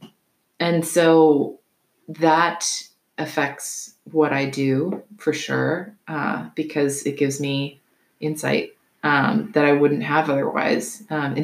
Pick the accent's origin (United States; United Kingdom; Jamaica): United States; the South; I'm from the South. Like, I was raised with bias.